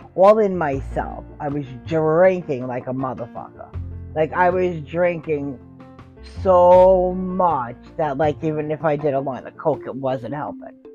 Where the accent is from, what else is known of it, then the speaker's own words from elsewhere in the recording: New York City, New York, United States; also born or lived in Hoboken, New Jersey; I grew up in Staten Island, New York. I was born in Hoboken